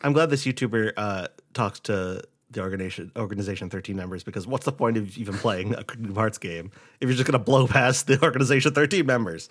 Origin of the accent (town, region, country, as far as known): Rhode Island, United States; born or raised there; moved away